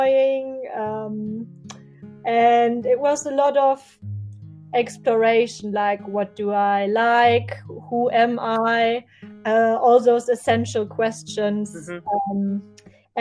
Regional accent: Germany; moved away; I was born in Germany and raised in a very small village with only 11,000 inhabitants

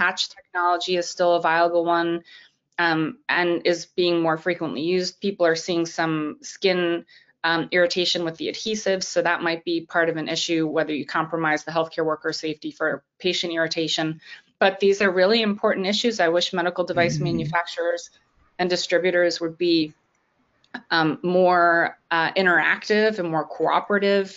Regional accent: Long Island, New York, United States; moved away; also born or lived in Washington, D.C.; I grew up on Long Island

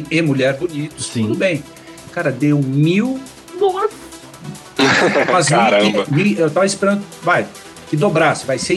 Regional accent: Maresias, São Paulo, Brazil; ah, porque eu sou lá de Maresias, tenho casa lá, tudo.

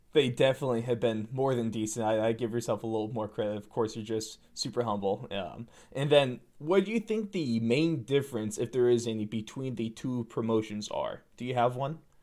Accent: Sacramento, California, United States; I'm still from Sacramento

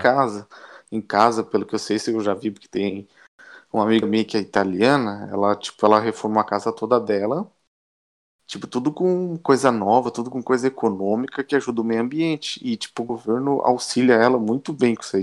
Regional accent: Brazil; moved away as an adult; now in Italy; eu sou brasileiro

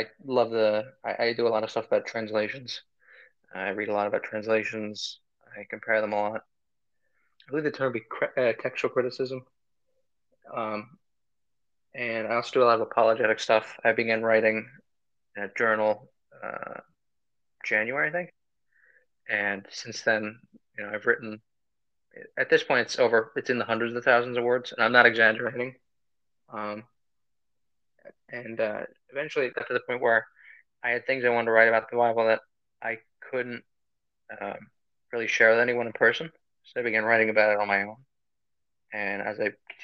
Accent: Philadelphia, Pennsylvania, United States; moved away as an adult; also born or lived in Armenia; now in Missouri, United States; I was born and raised around Philadelphia. I was born in Philadelphia, lived most of my life around Philadelphia. I lived overseas for a few years in Armenia, and then moved back to Pennsylvania and went to high school in Pennsylvania

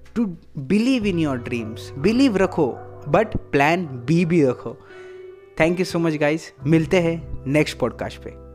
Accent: India; I am a Indian

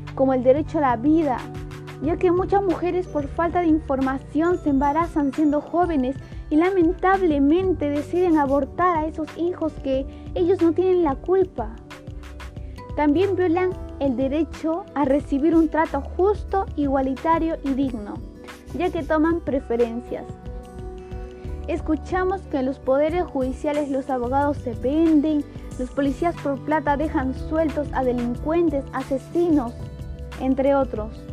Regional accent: Peru; nos representa como país, como peruanos

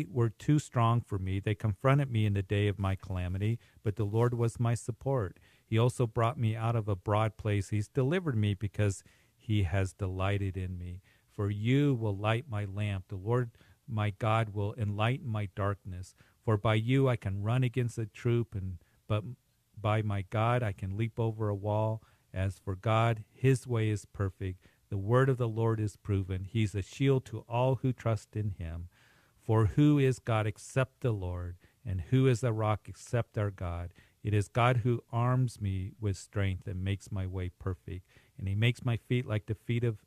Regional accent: Fountain, Colorado, United States; I grew up in the Fountain area, Whitefield area

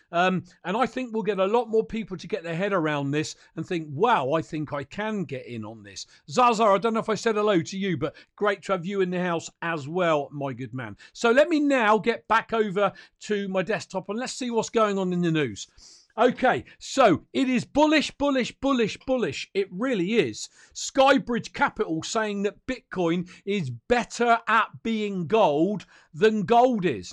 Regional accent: United Kingdom; I'm a Brit as well

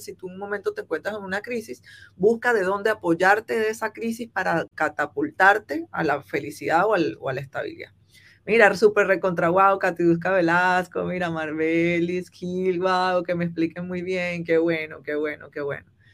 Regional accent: Venezuela; moved away as an adult; now in Guangzhou, China; en Venezuela, que es mi país natal

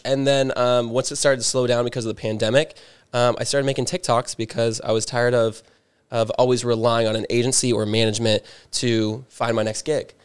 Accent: Newport Beach, California, United States; moved away as an adult; now in Los Angeles, United States; born and raised in Orange County, um, specifically Newport

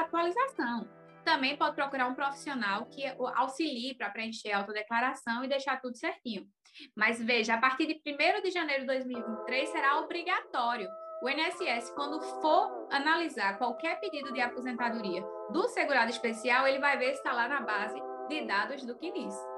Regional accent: Floresta, Pernambuco, Brazil; now in Petrolina, Brazil; Sou florestana, sou natural de Floresta, Pernambuco. Vim residir aqui em Petrolina.

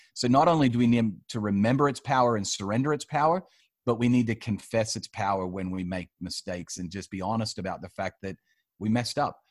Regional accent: Australia; moved away as an adult; also born or lived in Austin, Texas, United States / Colorado Springs, Colorado, United States; I was born and raised here in Australia

